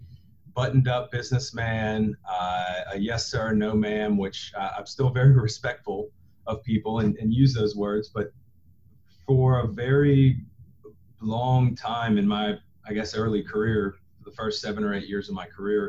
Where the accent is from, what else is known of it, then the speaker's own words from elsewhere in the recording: Baton Rouge, Louisiana, United States; also born or lived in Jackson, Mississippi; originally from Baton Rouge and grew up here, went to high school here